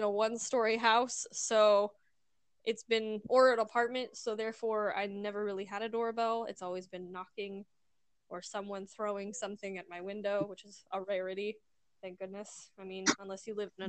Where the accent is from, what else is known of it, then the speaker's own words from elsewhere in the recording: Missouri, United States; moved away as an adult; now in Arizona, United States; We grew up in Missouri